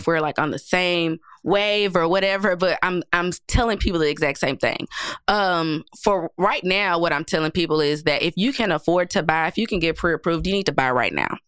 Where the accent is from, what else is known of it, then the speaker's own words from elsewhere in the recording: Nashville, Tennessee, United States; I grew up in public housing my entire life. Um, right here in Nashville